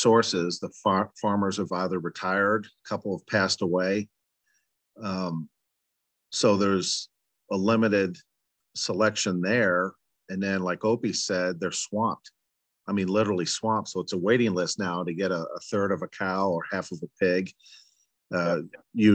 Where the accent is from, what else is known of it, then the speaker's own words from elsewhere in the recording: United States; growing up in the United States